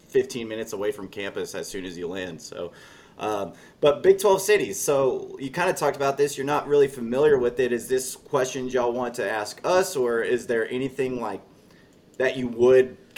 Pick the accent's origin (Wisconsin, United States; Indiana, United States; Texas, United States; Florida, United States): Texas, United States; Lubbock; I'm born and raised in Lubbock.